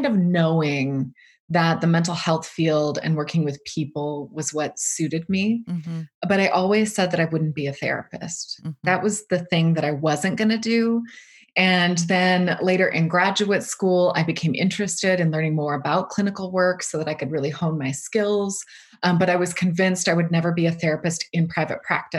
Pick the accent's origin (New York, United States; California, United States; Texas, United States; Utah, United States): Utah, United States; I was born and raised in Utah.